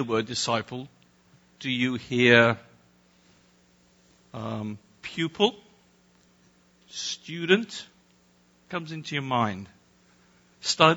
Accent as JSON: {"language": "English", "region": "England", "country": "United Kingdom", "said": "I'm English"}